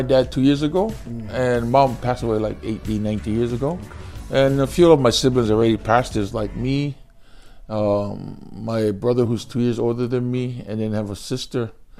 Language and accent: English; Hawaii, United States; moved away as an adult; now in Japan; Born and raised in Hawaii.